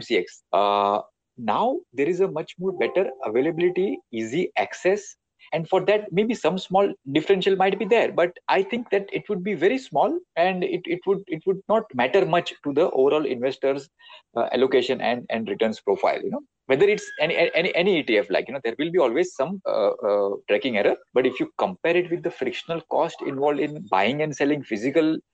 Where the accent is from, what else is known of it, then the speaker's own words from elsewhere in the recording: India; in our Indian household